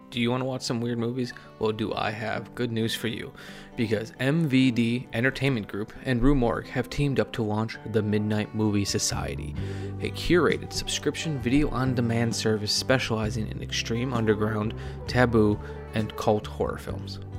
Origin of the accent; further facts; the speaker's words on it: Wisconsin, United States; I'm from Wisconsin, my dad's side of the family is all from the Appalachian Mountain Range in Virginia